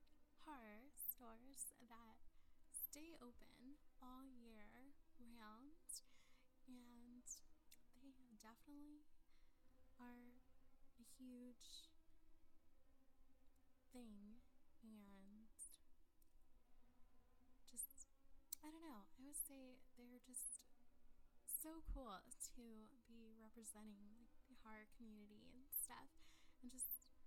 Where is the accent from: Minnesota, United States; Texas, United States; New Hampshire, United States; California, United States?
Texas, United States; San Antonio; moved away; I'm originally from South Texas. I'm from San Antonio. I no longer live there, but I was raised there and stuff, so definitely wanted to share some love to my hometown